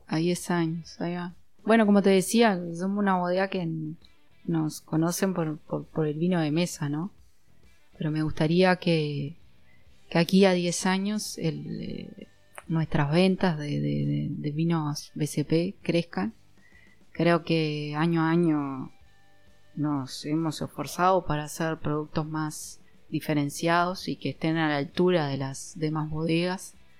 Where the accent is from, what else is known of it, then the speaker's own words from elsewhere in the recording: Uruguay; De Uruguay.